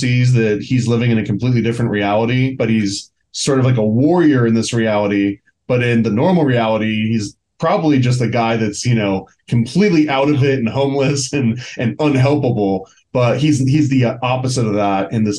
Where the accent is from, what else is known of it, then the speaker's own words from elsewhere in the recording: Long Island, New York, United States; I grew up in Long Island